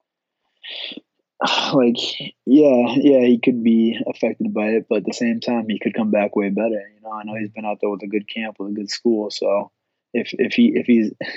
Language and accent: English; Boston, Massachusetts, United States; I'm finally, like, in my hometown.